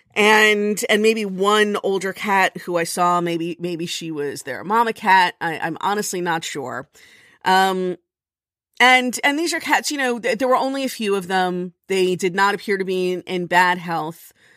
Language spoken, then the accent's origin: English; Miami Beach, Florida, United States; moved away; I grew up on Miami Beach